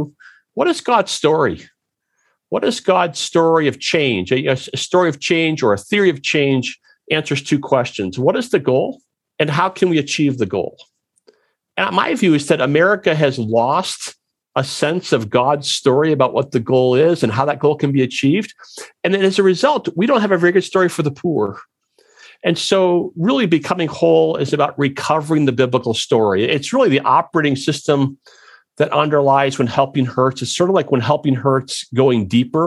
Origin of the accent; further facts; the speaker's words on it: Wisconsin, United States; now in Chattanooga, United States; I'm from Wisconsin